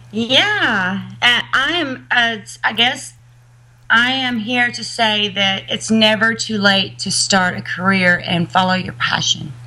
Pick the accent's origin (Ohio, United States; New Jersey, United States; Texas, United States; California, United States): Texas, United States; Uvalde; I'm a Texan